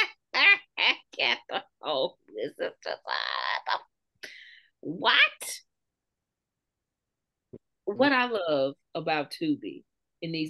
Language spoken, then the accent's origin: English; the South, Southern United States, United States; accent: Southern; us as Southerners